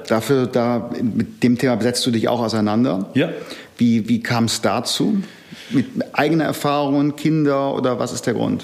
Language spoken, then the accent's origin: German; Germany; Ich komme nicht aus Sachsen, sondern aus dem Rheinland